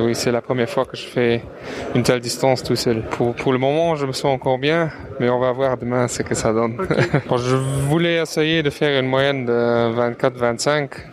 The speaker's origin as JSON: {"language": "French", "country": "Luxembourg", "said": "je viens du Grand Duché de Luxembourg"}